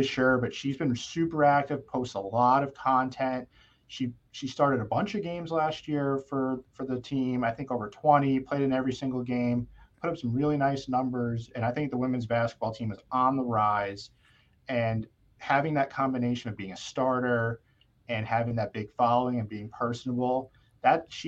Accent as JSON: {"language": "English", "town": "Yorktown", "region": "New York", "country": "United States", "said": "I'm from Yorktown, New York"}